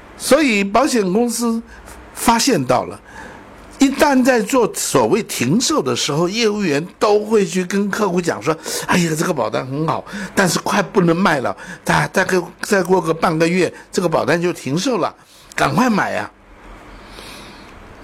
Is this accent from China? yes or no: yes; China; 我们中国人的智慧太厉害了